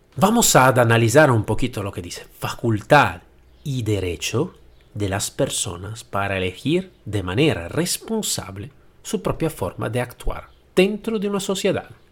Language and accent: Spanish; Italy; Spanish is a second language; moved away as an adult; now in Spain; Yo soy nacido en Italia. Y como podéis escuchar bien al mi acento, no soy nacido en España y no hablo eh, el, el, madre idioma del, del, castellano.